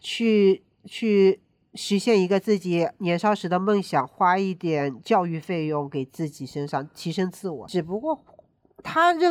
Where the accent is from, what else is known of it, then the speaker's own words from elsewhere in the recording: China; 那我觉得是跟我们中国人的运动意识有关